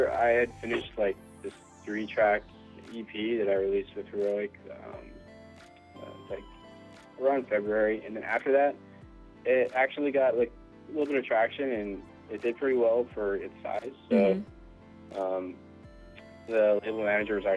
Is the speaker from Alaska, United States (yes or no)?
no; Hawaii, United States; I'm from Hawaii.